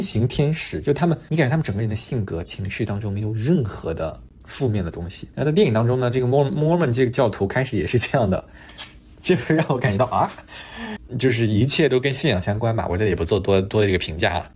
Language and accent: Chinese; China; moved away as an adult; also born or lived in Montreal, Canada; 我们中国人玩这套玩得很好